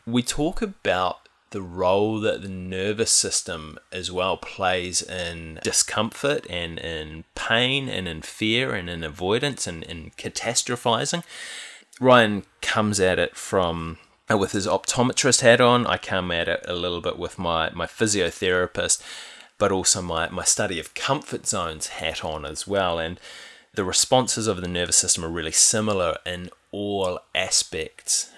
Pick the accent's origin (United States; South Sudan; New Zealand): New Zealand; Auckland; I was born in West Auckland